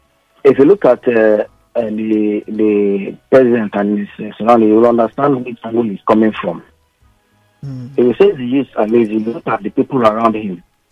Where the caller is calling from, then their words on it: Ikoyi, Lagos, Nigeria; I'm calling from Ikoyi.